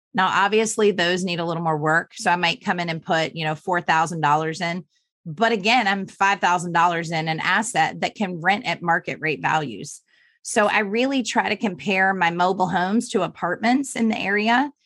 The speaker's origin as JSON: {"language": "English", "region": "Virginia", "country": "United States", "tie": "born or raised there", "also_born_or_lived": "Florida", "moved": "yes", "said": "I grew up in Virginia"}